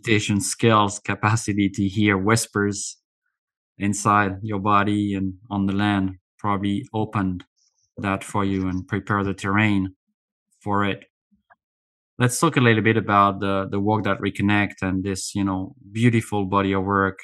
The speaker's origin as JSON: {"language": "English", "country": "France", "tie": "born or raised there", "said": "I was a young kid growing up in France"}